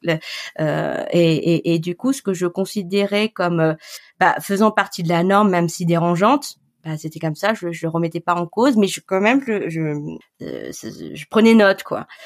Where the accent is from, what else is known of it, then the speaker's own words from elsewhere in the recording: Grenoble, Auvergne-Rhône-Alpes, France; moved away as an adult; also born or lived in Paris; j'ai grandi à Grenoble. Euh, j'ai fait mes études à Grenoble